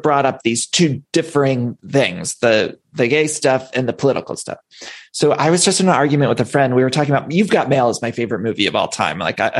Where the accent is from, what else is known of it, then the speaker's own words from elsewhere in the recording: Ohio, United States; I'm gay, and you know, but I do think I'm from Ohio too